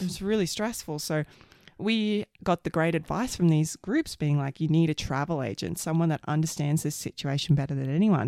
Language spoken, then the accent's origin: English; Queensland, Australia; moved away as an adult; also born or lived in Sydney, Australia; now in Canada; I'm an Aussie and lived my whole life in Australia